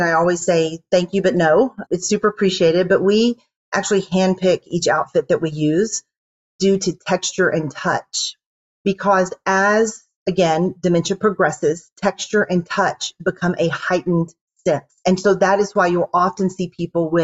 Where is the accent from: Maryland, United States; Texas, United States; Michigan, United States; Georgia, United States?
Texas, United States; Houston; moved away as an adult; now in Dallas, United States; I am from Houston originally